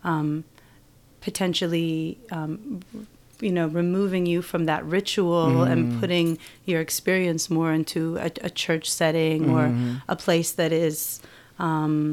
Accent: Washington, United States; where I grew up in Washington State

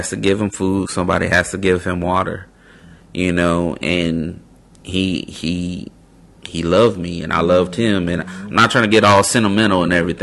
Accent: West Coast, United States; moved away as an adult; also born or lived in South Carolina; I'm from the West Coast. All of my family is pretty much in California at the time

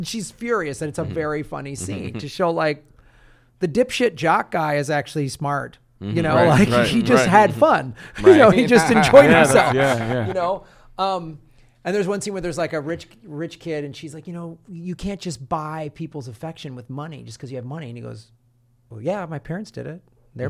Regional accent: Evanston, Illinois, United States; I grew up in the North Shore. I went to high school in Evanston, and so those movies resonated a lot with me because I was living in that environment at the time.

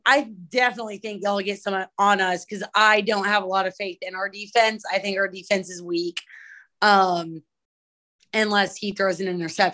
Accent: Tennessee, United States; I'm from Tennessee

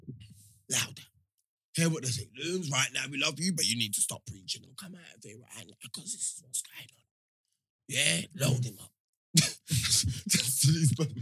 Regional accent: London, United Kingdom; We're all from Hackney

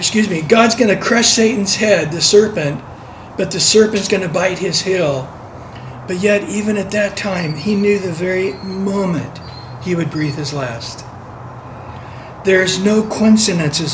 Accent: San Diego, California, United States; I'm from San Diego, the land of the Chargers.

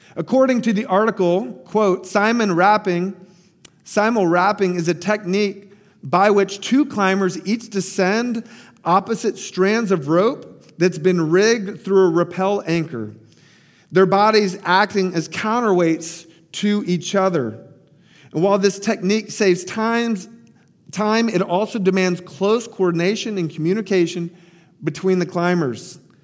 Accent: Tampa, Florida, United States; my hometown, Tampa Bay

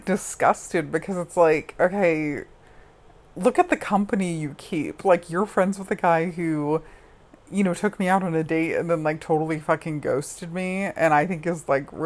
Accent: Colorado Springs, Colorado, United States; I grew up in Colorado Springs, Colorado

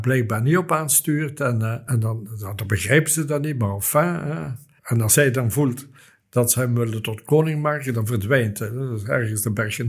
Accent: Flanders, Belgium; hier bij ons in Vlaanderen

